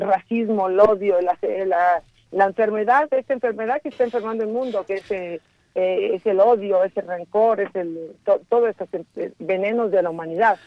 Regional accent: Mexico; moved away; also born or lived in Italy; yo soy mexicana, pero he vivido muchos años en el extranjero.

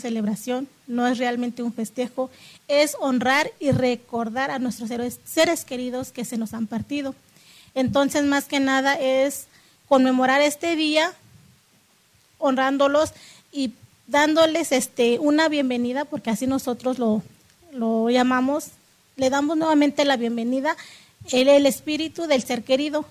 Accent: Santiago Mezquititlán, Querétaro, Mexico; first language Otomi (Hñähñu); Spanish is a second language; soy de la comunidad de Santiago Mezquititlán, del estado de Querétaro, soy ñañú. Bueno, mi lengua es ñañú

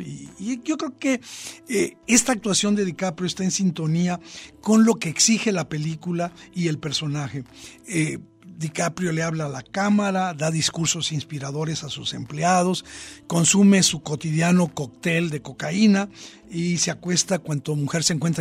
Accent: Mexico; nuestra sensibilidad como mexicanos

